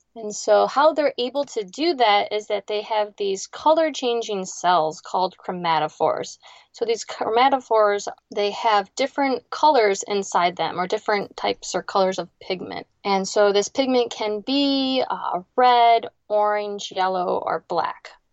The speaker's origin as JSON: {"language": "English", "region": "Ohio", "country": "United States", "tie": "born or raised there", "moved": "as an adult", "lives_now": "South Florida, United States", "said": "I grew up in a small town right on Lake Erie"}